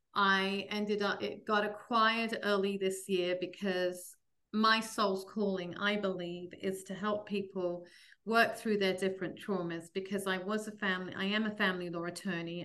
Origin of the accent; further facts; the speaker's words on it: London, United Kingdom; moved away as an adult; now in New Jersey, United States; I grew up in London